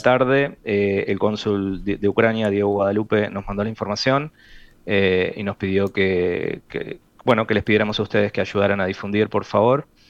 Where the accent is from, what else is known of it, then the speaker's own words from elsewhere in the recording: Uruguay; A mí como uruguayo